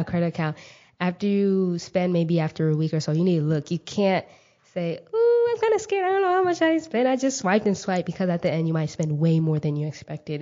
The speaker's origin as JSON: {"language": "English", "town": "Mesquite", "region": "Texas", "country": "United States", "tie": "born or raised there", "also_born_or_lived": "Kenya", "said": "I grew up in Mesquite, Texas"}